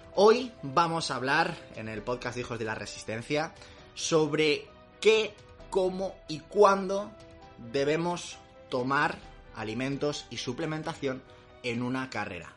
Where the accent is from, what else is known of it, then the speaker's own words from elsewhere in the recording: Madrid, Community of Madrid, Spain; los que somos de Madrid